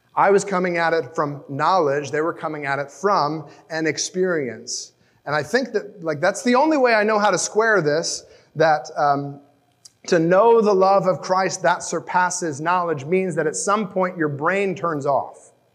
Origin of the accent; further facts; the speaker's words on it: United States; as an American